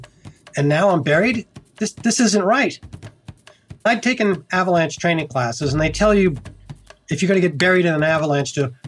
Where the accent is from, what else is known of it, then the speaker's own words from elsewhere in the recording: Concord, Massachusetts, United States; moved away as an adult; also born or lived in Colorado; I'm originally from Concord, Massachusetts, and I grew up there in my first 22 years or so